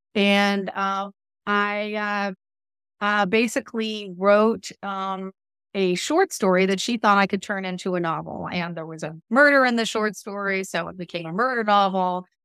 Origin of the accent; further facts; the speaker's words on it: Southern California, United States; moved away; I grew up in Southern California, and I was out there